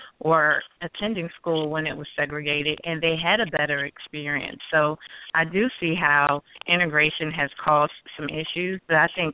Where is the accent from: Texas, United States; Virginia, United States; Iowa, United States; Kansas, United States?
Virginia, United States; Lynchburg; when I grew up in Lynchburg, Virginia